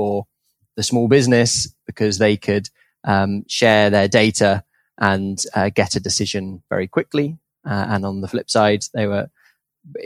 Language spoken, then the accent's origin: English; United Kingdom; I grew up in just outside London in the UK